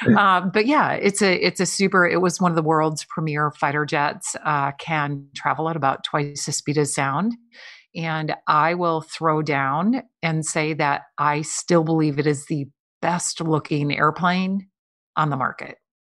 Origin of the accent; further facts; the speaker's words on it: Midwest, United States; I grew up in the Midwest